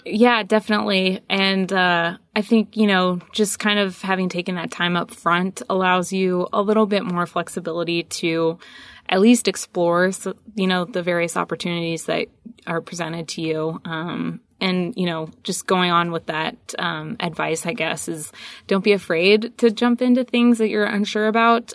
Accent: San Diego, California, United States; moved away as an adult; also born or lived in Whidbey Island, Washington; I'm originally from San Diego. Um, grew up there

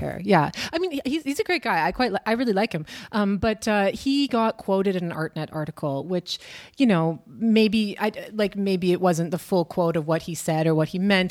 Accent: Canada; moved away as an adult; now in Berlin, Germany; I am from Canada. I've been living in Berlin for too long, I think since twenty thirteen or something

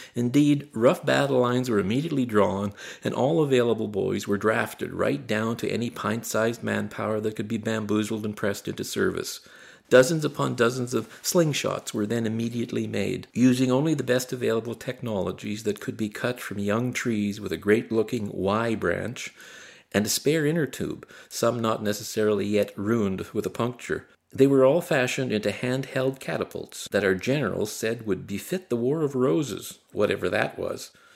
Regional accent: Barry's Bay, Ontario, Canada; When I was a young boy growing up in Barry's Bay in the nineteen sixties

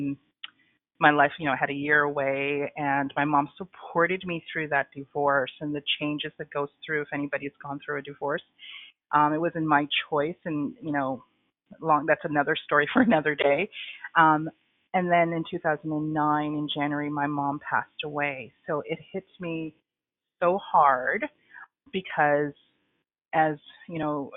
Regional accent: Toronto, Ontario, Canada; moved away as an adult; also born or lived in Trinidad; now in Kingston, Canada; So I was born in Trinidad. I came to Canada when I was 6 years old. And then most of my life I grew up in Toronto

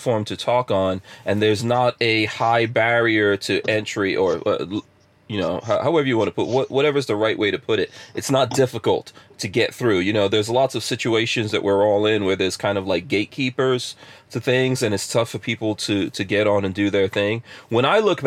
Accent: New York City, New York, United States; moved away; also born or lived in Florida; I grew up in a place called Far Rockaway in New York, which was pretty hood in the 80s when I grew up there.

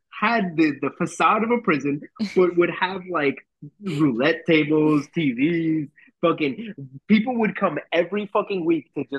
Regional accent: Colombia; moved away; Colombia at that time. My home country

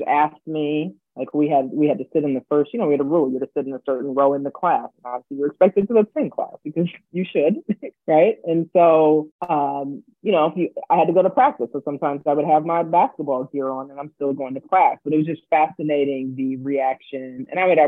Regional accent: D.C., Virginia, United States; moved away as an adult; also born or lived in Milwaukee, Wisconsin; I grew up on the East Coast, right? So right outside Washington, D.C.

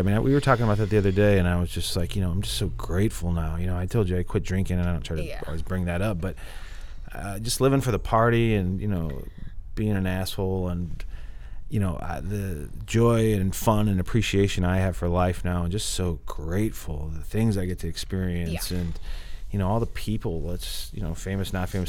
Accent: Midwest, United States; I always, you know, I'm from the Midwest, and I try to remind musicians there that, you know, just being a rock star is not success in this business

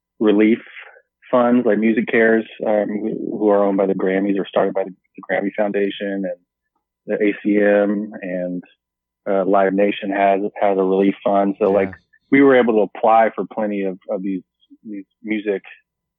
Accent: Alaska, United States; moved away; growing up in Alaska

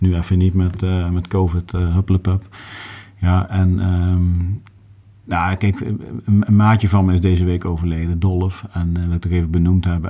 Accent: Groesbeek, Gelderland, Netherlands; moved away as an adult; also born or lived in Nijmegen / Milsbeek / Limburg; now in Haarlem, Netherlands; ik ben geboren in Nijmegen. Ik heb daarna tot mijn dertigste in Groesbeek gewoond

